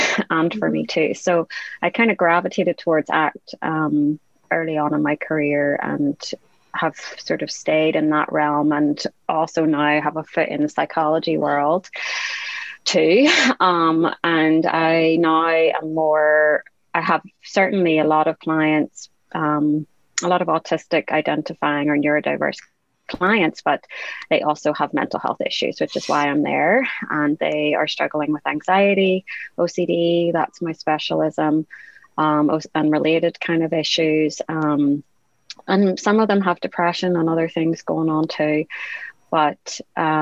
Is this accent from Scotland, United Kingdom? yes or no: no; Northern Ireland, United Kingdom; I'm from Northern Ireland.